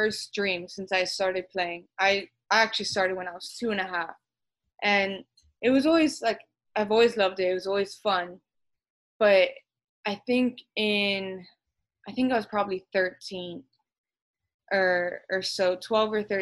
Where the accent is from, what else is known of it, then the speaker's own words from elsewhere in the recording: Miami, Florida, United States; now in Jacksonville, United States; I was born and raised in Miami, but both my parents were born in Colombia.